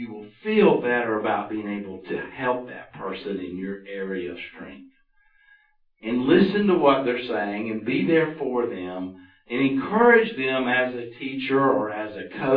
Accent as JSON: {"language": "English", "town": "Roswell", "region": "Georgia", "country": "United States", "tie": "born or raised there", "said": "I grew up in Roswell"}